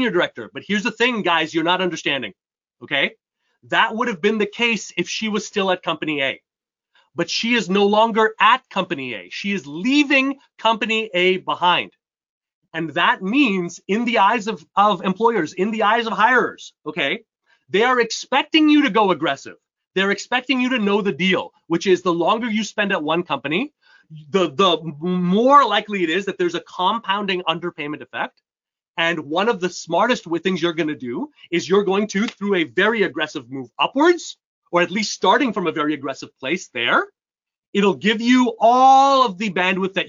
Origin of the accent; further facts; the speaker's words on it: Canada; also born or lived in upstate New York, United States; now in New York, United States; I was born and raised in Canada